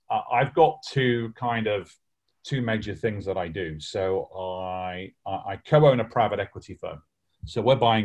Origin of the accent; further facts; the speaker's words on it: Lancashire, North West England, United Kingdom; I'm from Lancashire, bit like Yorkshire